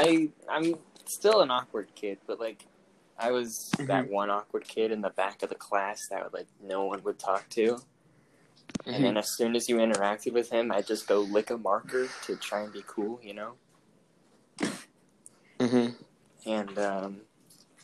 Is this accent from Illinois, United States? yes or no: no; Edmond, Oklahoma, United States; I was from Oklahoma, born and raised.